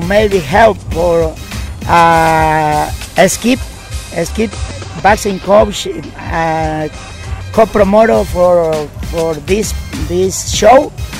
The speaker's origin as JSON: {"language": "English", "town": "Ciudad Altamirano", "region": "Guerrero", "country": "Mexico", "second_language": "English", "moved": "yes", "lives_now": "Kingston", "said": "Mexico, Ciudad Altamirano, Guerrero. Pero live in Kingston."}